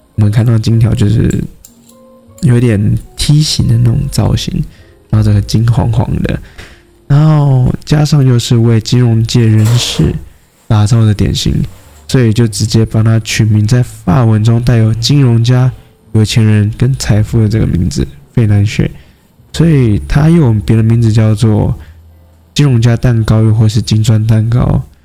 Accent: Taoyuan, Taiwan; now in Kaohsiung, Taiwan; 因为我本身是桃园人了，对啊，所以 虽然现在人在高雄，可是过年那段时间其实我已经开始在犹豫说要不要回到老家去跟家人过年了

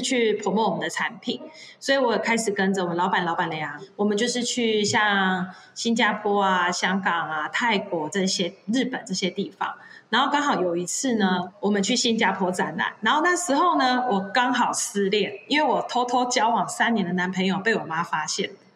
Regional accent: Chiayi, Taiwan; 我本身是嘉义人

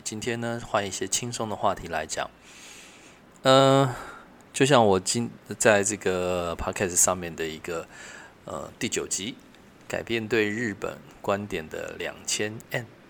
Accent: Taiwan; 因为她也不确定我是台湾人还是日本人

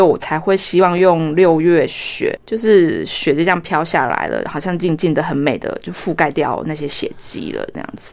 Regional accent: Taiwan; 我们都是台湾人，我们的讲话腔调就一样

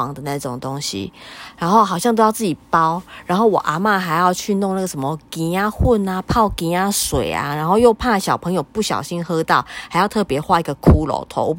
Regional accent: Taiwan; 龟掌好像我们闽南人比较少吃吼。

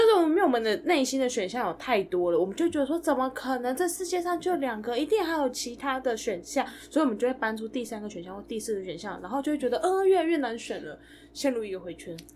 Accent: central Taiwan, Taiwan; 我们中部人

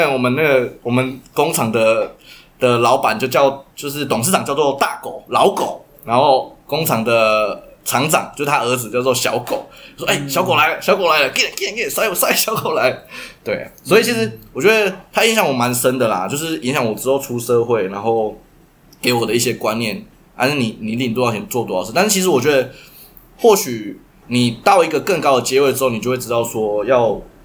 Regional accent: Taichung, Taiwan; 我们就是台中人

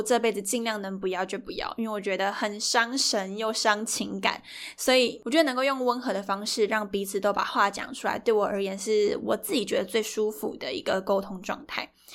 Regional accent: Yunlin County, Taiwan; 在更之前我其实都在云林跟我的阿嬷公住，就是我从小是在农家那边长大，对，就是那种传统的三合院

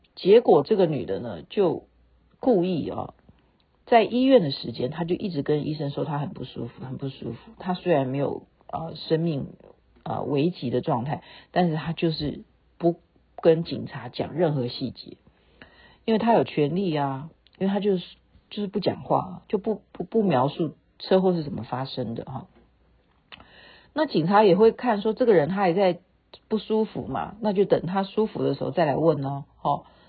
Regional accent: Taiwan; now in Seattle, United States; 我们台湾人

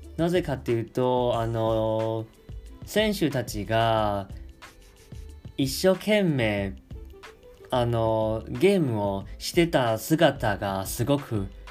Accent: Taiwan; 台湾人として

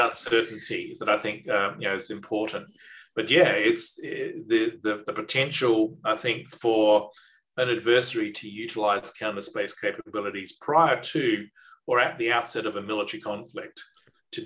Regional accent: Australia

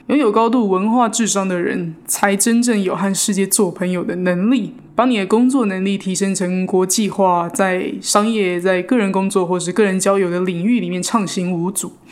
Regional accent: Taiwan; moved away as an adult; now in New York, United States; 我自己也是在台湾土生土长，到现在去年才来到纽约啊

